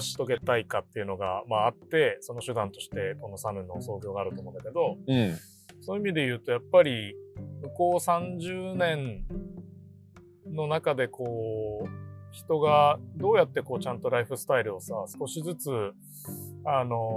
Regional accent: Sapporo, Hokkaido, Japan; 北海道で生まれて自然の自然に育ててもらったって思ってるから

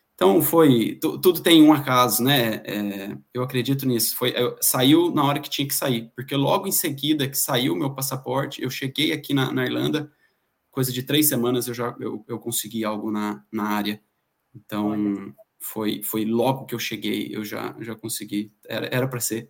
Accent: Pindamonhangaba, São Paulo, Brazil; moved away as an adult; now in Ireland; eu sou natural de Pindamonhangaba, interior de São Paulo. Bom, existe, é a cidade do carteiro do Chaves.

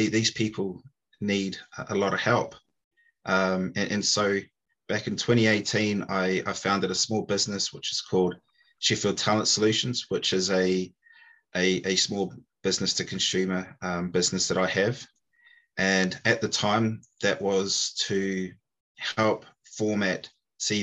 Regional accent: New Zealand; moved away as an adult; now in United Kingdom; I'm originally from New Zealand, so apologies if you can't understand me

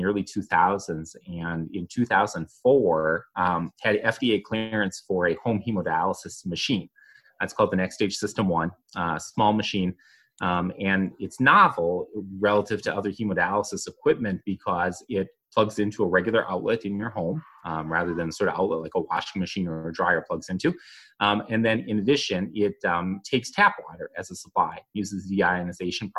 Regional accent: Minnesota, United States; I'm a lifelong Minnesotan, as you can tell pretty readily from my accent.

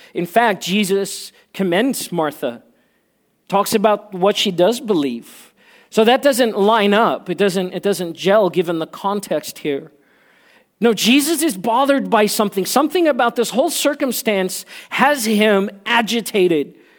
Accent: South Africa; moved away; I grew up in South Africa where, um, and I learned Afrikaans when, when I grew up

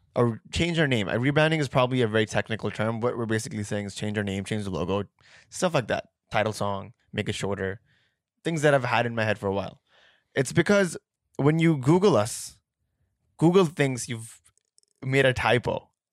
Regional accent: Pakistan; we're Pakistani

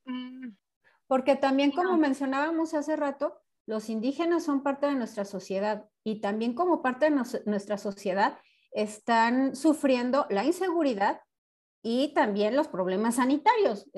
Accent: Mexico

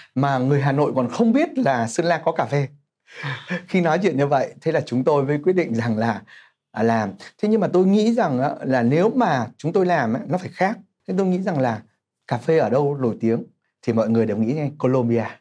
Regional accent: Hai Phong, Vietnam; moved away as an adult; now in Ho Chi Minh City, Vietnam; mình là người Hải Phòng nhập cư vào Sài Gòn

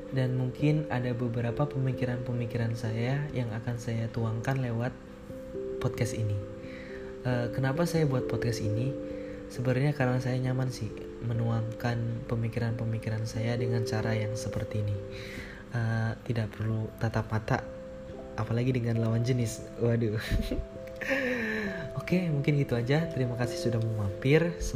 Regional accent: Purbalingga, Central Java, Indonesia; Usia saya 21 tahun ketika podcast ini dibuat. Uh, saya berasal dari Purbalingga, Jawa Tengah.

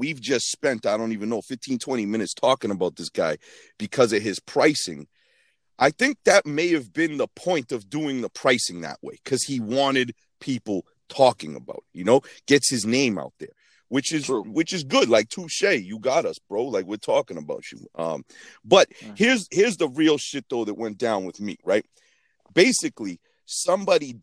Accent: Boston, Massachusetts, United States; also born or lived in New York; I'm from Boston

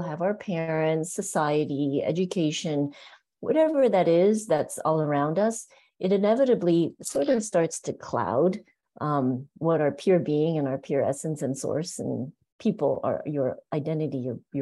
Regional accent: Canada; also born or lived in Hong Kong; now in San Francisco, United States; I was born in Hong Kong, and I remember living in Hong Kong at the time. And my family, we moved to Canada when I was about 6 or 7 years old

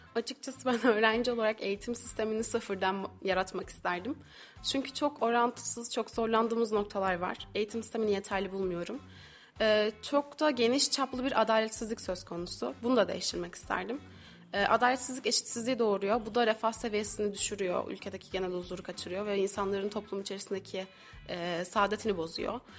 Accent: İzmir, Turkey; moved away as an adult; now in Kayseri, Turkey

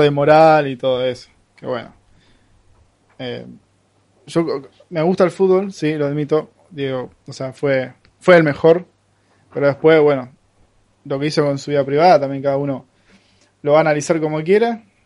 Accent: Rosario, Santa Fe, Argentina; los rosarines no nos identificamos como santafesinos. Somos rosarinos.

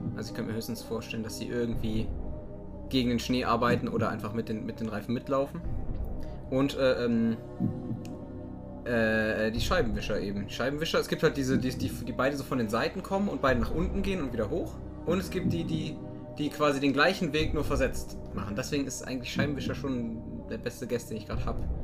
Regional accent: Cochem, Rhineland-Palatinate, Germany; ich komme aus Kochen, das wird mit C am Anfang geschrieben

